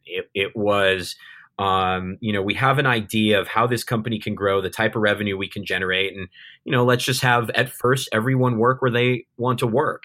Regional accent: Southern California, United States; moved away as an adult; now in Cebu City, Philippines; I'm, I'm an American. Uh, I'm, I'm from Southern California.

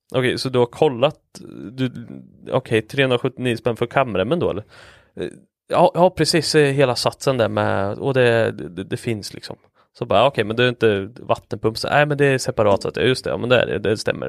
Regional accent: Linköping, Östergötland, Sweden; accent: östgötska; jag är ju från Linköping

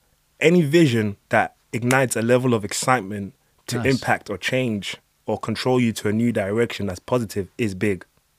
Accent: Nigeria; I'm Nigerian and I used to play basketball, so I have a lot of American friends.

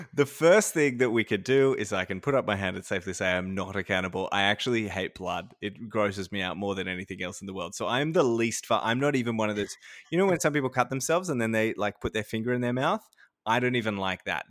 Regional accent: Sydney, New South Wales, Australia; moved away as an adult; also born or lived in far north Queensland / Bendigo; I grew up in Sydney and I had never lived really anywhere outside of Sydney

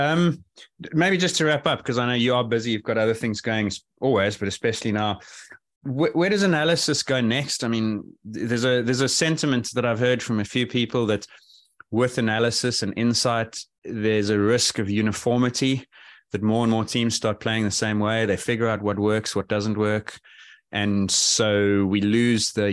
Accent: South Africa; as a South African

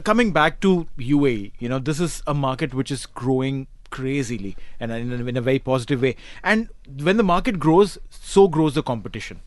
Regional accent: Mumbai, Maharashtra, India; I'm from Bombay

